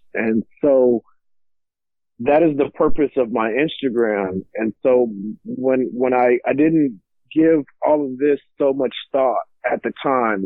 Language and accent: English; Lockhart, Texas, United States; also born or lived in San Antonio, Texas; now in Mansfield, United States; I grew up in Lockhart, Texas